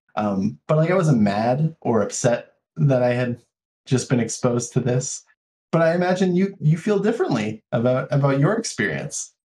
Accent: United States; as an American culture

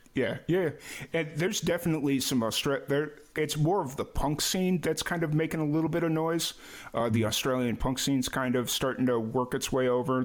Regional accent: Chicago, Illinois, United States; moved away; I grew up in Chicago

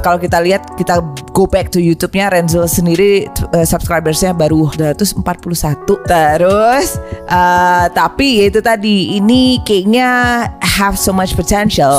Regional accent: Surabaya, East Java, Indonesia; gue dari Surabaya

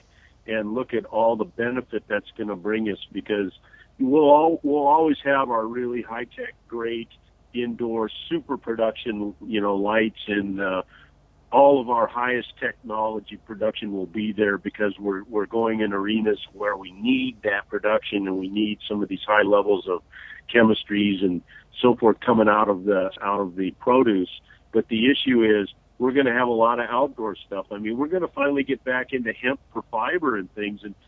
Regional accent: Redlands, California, United States; the orange groves by my house as a kid growing up in the Redlands

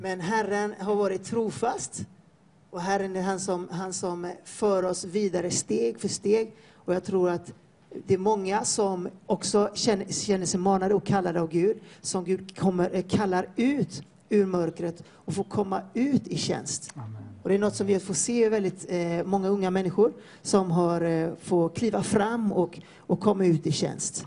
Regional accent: Floda, Västra Götaland, Sweden; moved away as an adult; now in Peru; jag har vuxit upp i Floda i Peru, i Floda i Peru säger jag, Floda i, eh, i Sverige

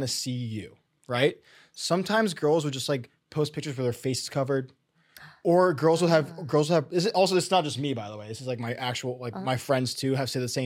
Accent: North New Jersey, United States; We're from Sweet Home, North New Jersey

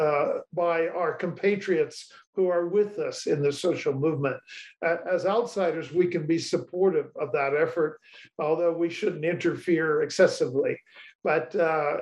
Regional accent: United States; as an American

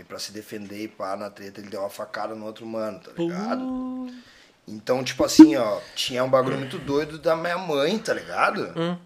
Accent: Porto Alegre, Rio Grande do Sul, Brazil; a gente é da Vila Nova. E aí, só que eu nasci lá e morei até os 20 anos lá

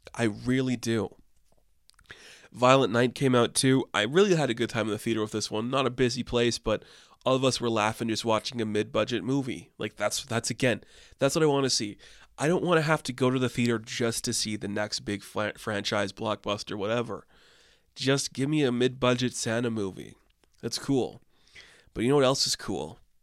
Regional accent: Canada; I had landmark in my hometown where I grew up

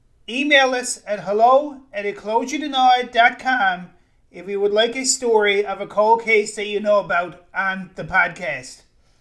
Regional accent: St. John's, Newfoundland and Labrador, Canada; my hometown of St. John's, Newfoundland, Canada.

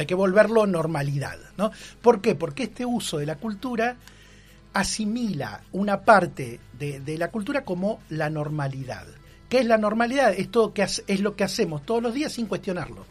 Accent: Argentina; somos argentinos

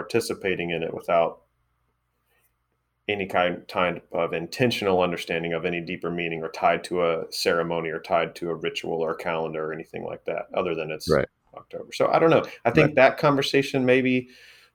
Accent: West Texas, United States; moved away; also born or lived in Missouri; growing up in West Texas

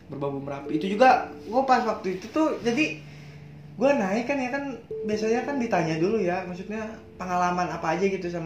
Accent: Bogor, West Java, Indonesia; hmm. gue dari Bogor

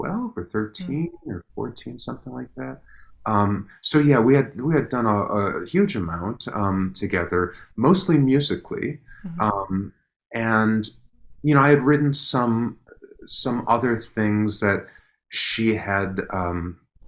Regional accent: Chicago, Illinois, United States; I grew up in Chicago

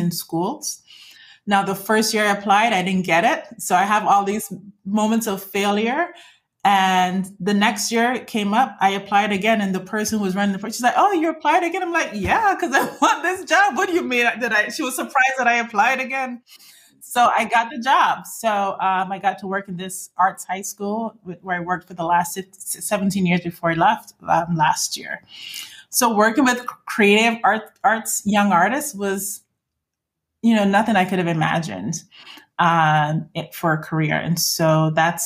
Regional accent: Barbados; moved away as an adult; also born or lived in Iowa / Mississippi; I left Barbados, came for college.

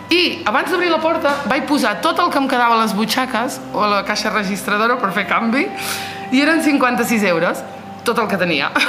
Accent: Olot, Catalonia, Spain; also born or lived in Nador, Morocco; No vaig néixer al Marroc, vaig néixer en un poble de Nador i els meus pares van venir aquí a Olot al 89. Eh, és a dir, que porto aquí molts i molts anys.

